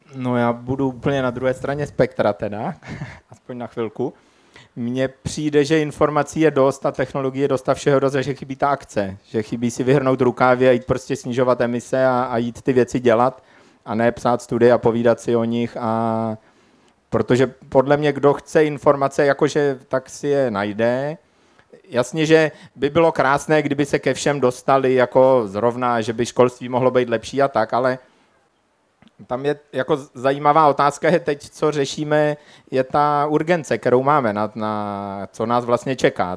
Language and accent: Czech; Czechia; moved away; also born or lived in Prague; já původně pocházím ze Šumavy, kde se tak nějak zdálo, že všechno s tím světem spíš pořádku. Všude nekonečný lesy, nikde žádný problémy, na samotě jsme vyrůstali